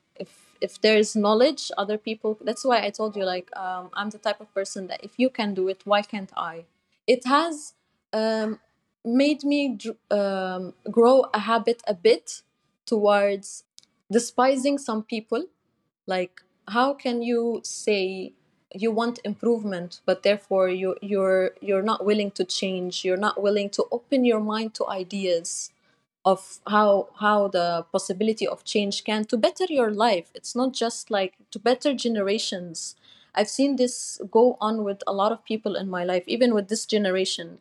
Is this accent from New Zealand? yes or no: no; Dubai, United Arab Emirates; I was born and raised in Dubai